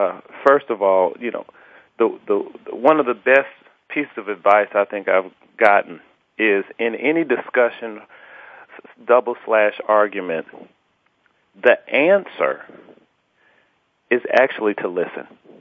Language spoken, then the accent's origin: English; Atlanta, Georgia, United States; Well, yeah, I'm a true Southern gent, and I'm blessed to say that I grew up with, you know, a fantastic mother and father in the home who reared me